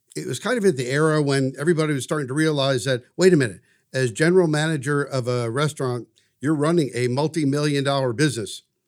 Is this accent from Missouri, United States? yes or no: yes; St. Louis, Missouri, United States; also born or lived in Washington, D.C.; now in Wichita, United States; I grew up in St. Louis.